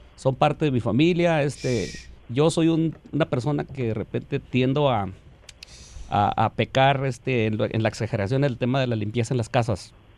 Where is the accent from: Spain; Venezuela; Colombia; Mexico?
Mexico; Chihuahua; now in United States; yo debo decirlo como mexicano, como chihuahuense